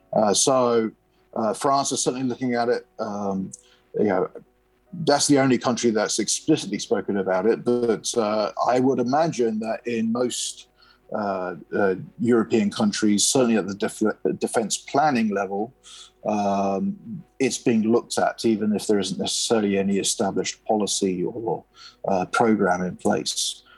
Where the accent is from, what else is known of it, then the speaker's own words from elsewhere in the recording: United Kingdom; I'm a UK citizen